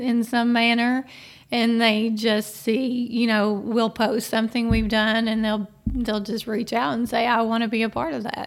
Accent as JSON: {"language": "English", "town": "Frankfort", "region": "Kentucky", "country": "United States", "tie": "born or raised there", "said": "I grew up here"}